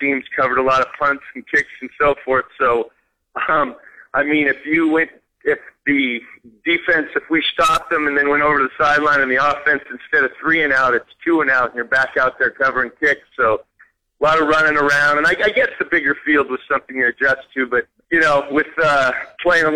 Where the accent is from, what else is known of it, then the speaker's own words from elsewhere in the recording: Oakland, California, United States; moved away as an adult; also born or lived in Regina, Saskatchewan; was born and raised in Oakland, California